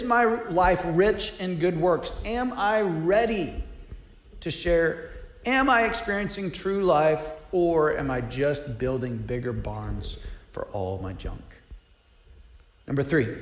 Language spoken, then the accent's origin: English; United States; I'm an American, even though my family lives on one income